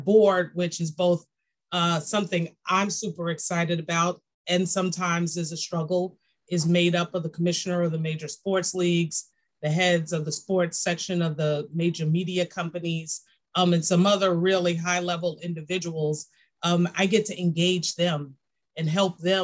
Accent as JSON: {"language": "English", "town": "New York City", "region": "New York", "country": "United States", "tie": "born or raised there", "said": "I'm a girl from Brooklyn"}